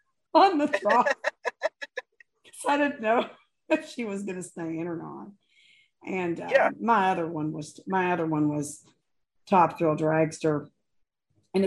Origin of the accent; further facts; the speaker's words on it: Maysville, Kentucky, United States; I grew up in Maysville, Kentucky